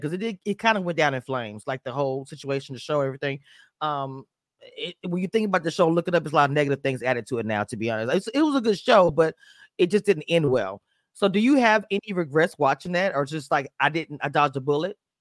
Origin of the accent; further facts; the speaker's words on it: Louisiana, United States; I'm from Louisiana